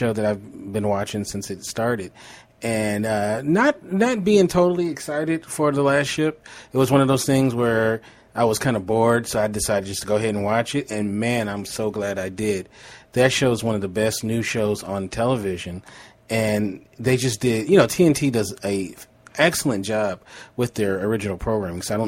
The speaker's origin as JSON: {"language": "English", "town": "Los Angeles", "region": "California", "country": "United States", "tie": "born or raised there", "said": "I grew up in the poorhouse, but it wasn't in Nigeria. It was Los Angeles"}